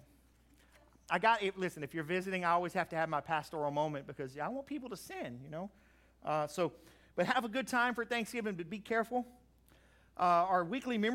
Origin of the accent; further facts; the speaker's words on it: Crowley, United States; I grew up in Crowley